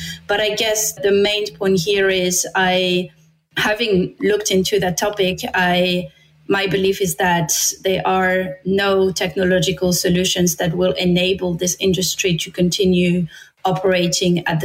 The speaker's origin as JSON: {"language": "English", "country": "France", "second_language": "English", "moved": "as an adult", "said": "I'm from France."}